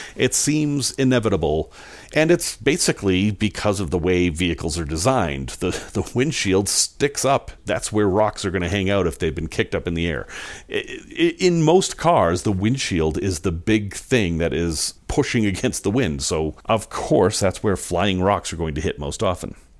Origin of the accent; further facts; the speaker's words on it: Salem, Massachusetts, United States; I grew up in Salem, Massachusetts